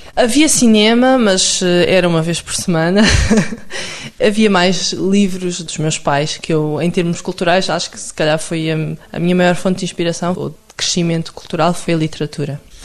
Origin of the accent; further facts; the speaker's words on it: Lousã, Centro, Portugal; also born or lived in Coimbra / Aveiro; eu, nasci em Coimbra, mas depois cresci na Lousã, portanto, um meio ainda mais pequenininho